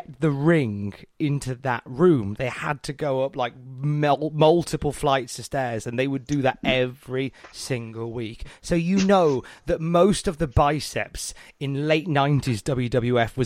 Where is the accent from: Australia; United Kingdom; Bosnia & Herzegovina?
United Kingdom; I'm British